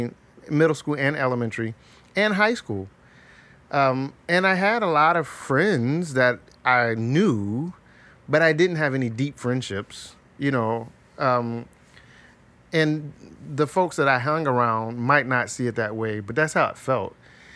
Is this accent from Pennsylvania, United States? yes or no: no; Ohio, United States; I grew up in South Linden, and I went to black schools, public schools, so even opposite in the class context.